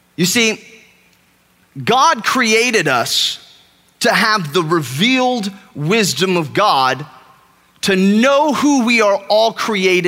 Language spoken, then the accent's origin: English; California, United States; moved away as an adult; now in Texas, United States; I am from California. I shouldn't probably admit that to a group of Texans, but I am from California. I've lived here for a year and a half now.